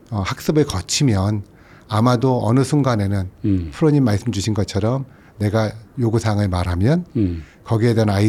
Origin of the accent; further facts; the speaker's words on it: South Korea; 저는 이제 한국 사람이니까 글로벌이라는 평가는 못 하겠지만